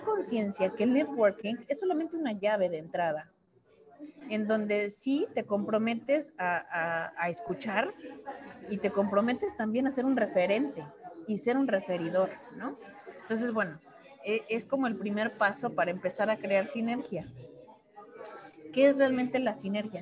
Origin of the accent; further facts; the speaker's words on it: Mexico; somos muy protocolarios los mexicanos